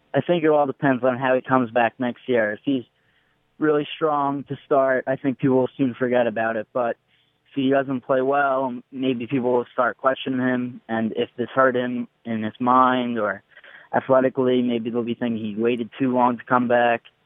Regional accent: New York, United States; I'm from New York.

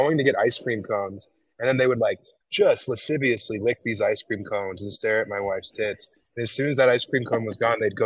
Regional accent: United States; I'm clearly American

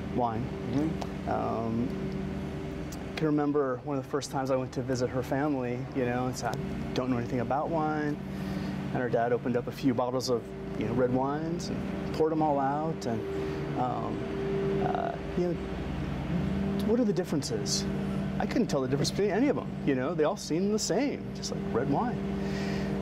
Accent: Colorado, United States; moved away as an adult; also born or lived in Portland, Oregon; I grew up in Colorado

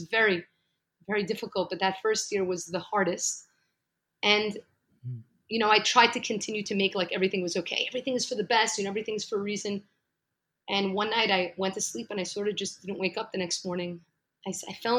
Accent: New York City, New York, United States; moved away as an adult; now in Jerusalem; So actually, I'm from New York, from Brooklyn, New York. I've lived there for 35 amazing years

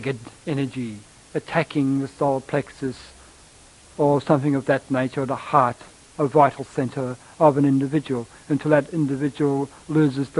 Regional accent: Australia; I'm from Australia, and we in Australia quite well know of the Aboriginals

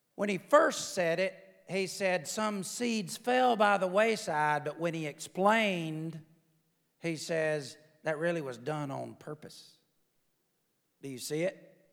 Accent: the South, Alabama, United States; I'm from the South.

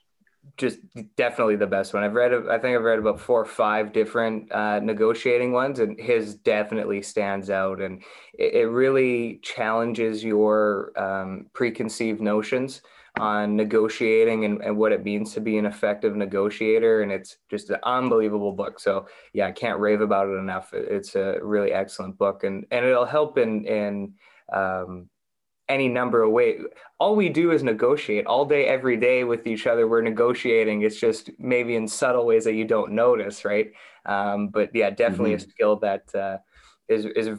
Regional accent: Burnaby, British Columbia, Canada; I'm born and raised in Burnaby

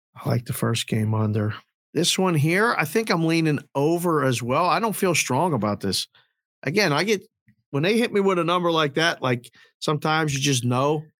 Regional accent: United States; also born or lived in Curacao; living and growing up in the United States

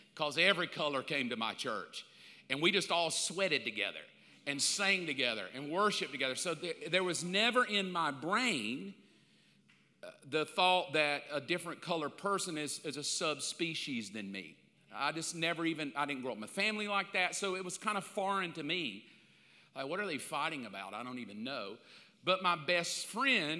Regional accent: the South, United States; I grew up in the South.

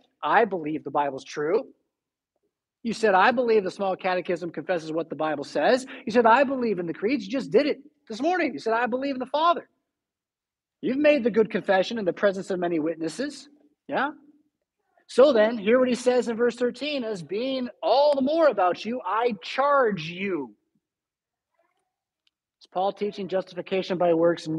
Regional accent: United States; us as American Christians

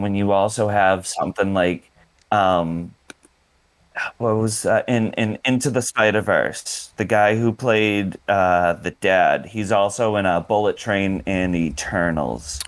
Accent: Boston, Massachusetts, United States; accent: Boston; my Boston accent

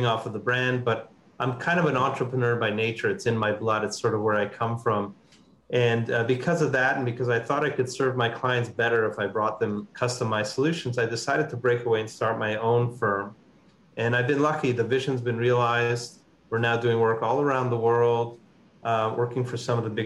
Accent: Montreal, Quebec, Canada; I'm Canadian by background. I'm born and raised in Montreal

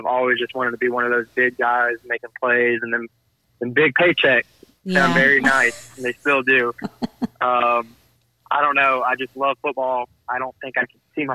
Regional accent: Jacksonville, Florida, United States; I grew up in Jacksonville most of my life

